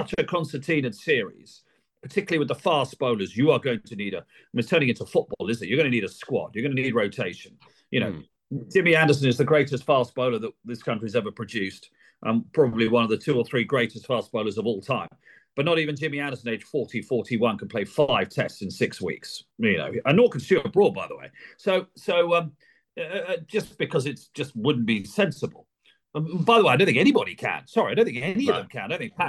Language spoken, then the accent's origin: English; Sussex, South East England, United Kingdom; I'm born and bred in Sussex